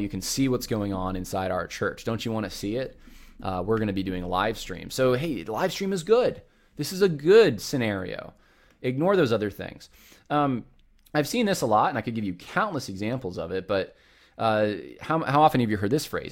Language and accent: English; Northeast, United States; moved away; I grew up in the Northeast